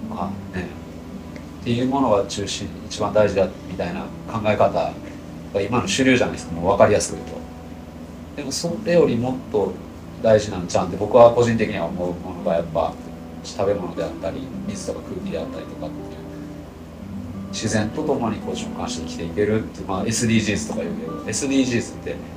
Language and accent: Japanese; Tokushima, Japan; born or raised there